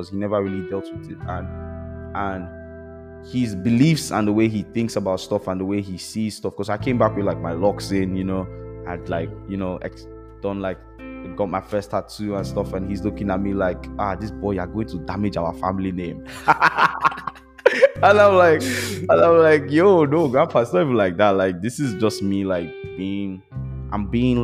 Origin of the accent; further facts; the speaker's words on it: Nigeria; I'm Nigerian